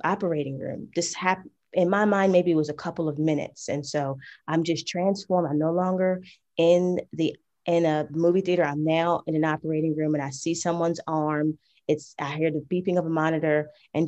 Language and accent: English; New Jersey, United States; now in Georgia, United States; we grew up together in New Jersey. Right now, I'm currently in Georgia